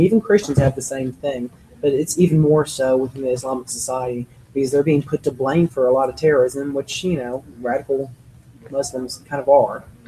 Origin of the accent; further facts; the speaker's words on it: United States; we are fairly arrogant as American people.